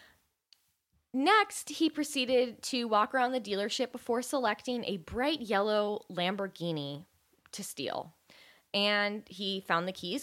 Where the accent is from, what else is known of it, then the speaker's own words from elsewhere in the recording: Marin County, California, United States; my hometown of Marin County